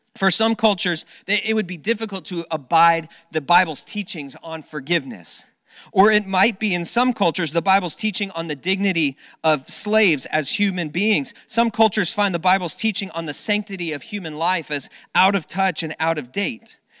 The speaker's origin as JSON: {"language": "English", "region": "South Florida", "country": "United States", "tie": "born or raised there", "said": "when I was a, a kid, I grew up down in South Florida"}